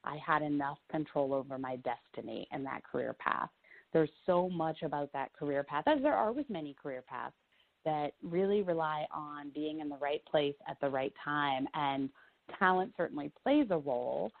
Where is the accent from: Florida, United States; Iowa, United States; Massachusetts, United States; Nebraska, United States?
Iowa, United States; I grew up in Iowa in quite a small town